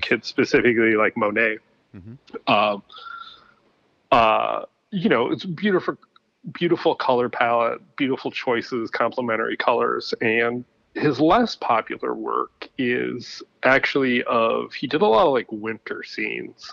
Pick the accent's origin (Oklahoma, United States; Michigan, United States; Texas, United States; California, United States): Michigan, United States; Ypsilanti; also born or lived in Brooklyn, New York; now in New Jersey, United States; I grew up uh, in a town called Ypsilanti, Michigan